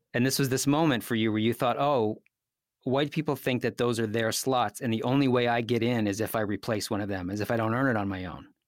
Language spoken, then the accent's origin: English; United States; I was born in this country. I'm an American